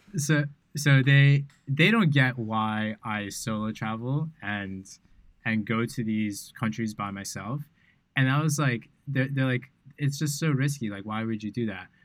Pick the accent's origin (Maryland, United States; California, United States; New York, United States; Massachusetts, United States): New York, United States; New York City; moved away as an adult; now in Bali, Indonesia; growing up in New York City